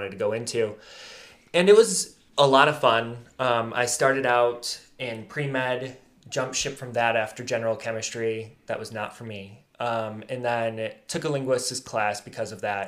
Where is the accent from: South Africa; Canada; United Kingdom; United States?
United States; Alpena, Michigan; I grew up here in Alpena, graduated from Alpena High in 2015